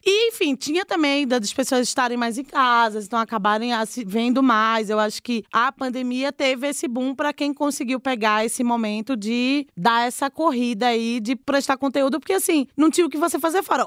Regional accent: Recife, Pernambuco, Brazil; moved away as an adult; also born or lived in Olinda, Pernambuco; now in São Paulo, Brazil; eu sou de Recife, nasci em Recife, mas eu morei 10 anos em Olinda no sítio histórico

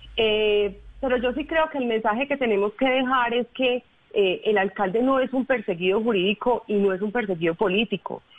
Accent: Medellín, Antioquia, Colombia; somos los ciudadanos de Medellín

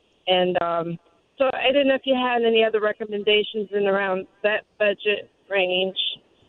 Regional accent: North Shore, Louisiana, United States; We're from the North Shore.

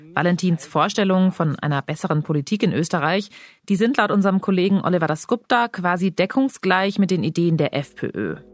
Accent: Germany; bei uns in Deutschland

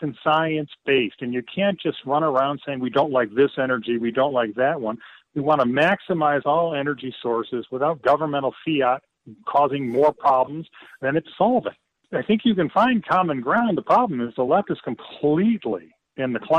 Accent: Detroit, Michigan, United States; my hometown of Detroit

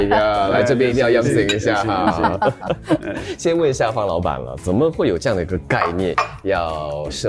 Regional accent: Singapore; 我们新加坡人

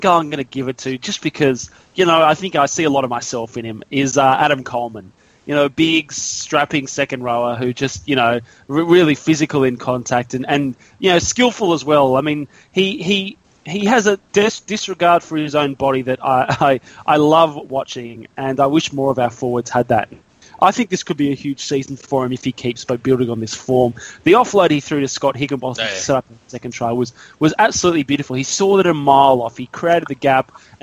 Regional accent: Australia; as Aussie rugby fans

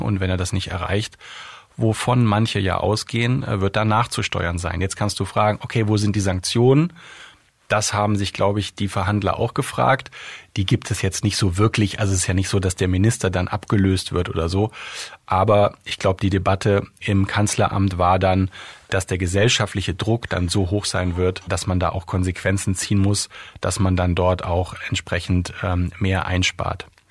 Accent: Germany; als Deutsche

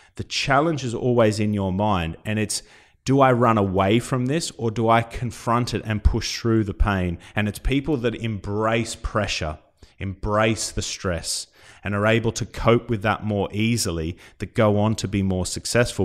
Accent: Australia; now in United Kingdom; coming from Australia

